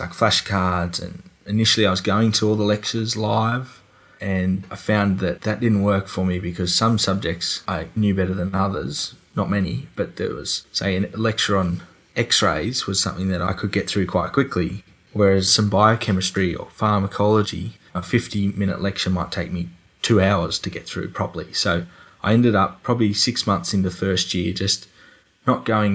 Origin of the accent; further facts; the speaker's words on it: Dubbo, New South Wales, Australia; I'm from Dubbo.